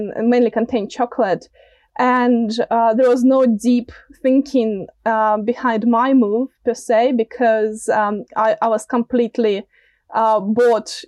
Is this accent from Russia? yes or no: yes; Russia; moved away as an adult; now in Auckland, New Zealand; I'm, originally, from Russia, an immigrant